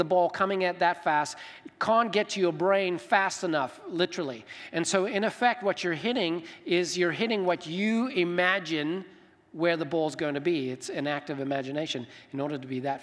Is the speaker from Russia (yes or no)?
no; Zimbabwe; now in United States; I grew up in Zimbabwe, Africa.